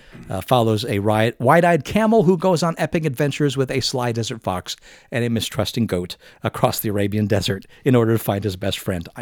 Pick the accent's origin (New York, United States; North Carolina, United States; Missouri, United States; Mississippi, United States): Mississippi, United States; I am from Mississippi. This is how we talk in Mississippi.